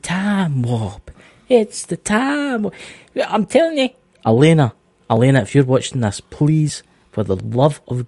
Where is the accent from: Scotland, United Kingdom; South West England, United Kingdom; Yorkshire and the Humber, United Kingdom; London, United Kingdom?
Scotland, United Kingdom; I'm Scottish